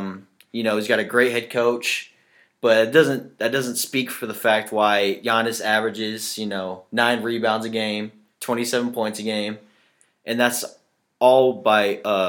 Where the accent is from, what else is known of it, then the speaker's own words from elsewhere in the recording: Milwaukee, Wisconsin, United States; My hometown, born and raised in Milwaukee.